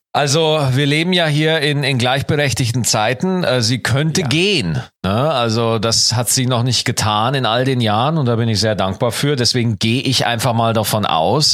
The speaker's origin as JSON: {"language": "German", "town": "Schwarzach", "region": "Bavaria", "country": "Germany", "tie": "born or raised there", "moved": "yes"}